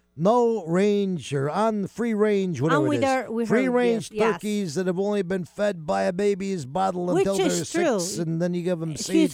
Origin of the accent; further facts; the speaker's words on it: East Coast, United States; moved away; when I grew up back in the East Coast